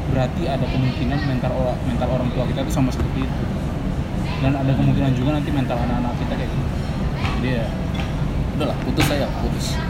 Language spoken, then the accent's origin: Indonesian; Jakarta, Indonesia; gue anak Jakarta